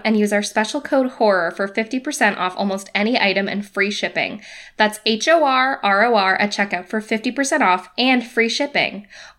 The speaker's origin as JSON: {"language": "English", "town": "Boston", "region": "Massachusetts", "country": "United States", "tie": "born or raised there", "said": "we live in Boston. We sure do. And as I just said, I was raised here."}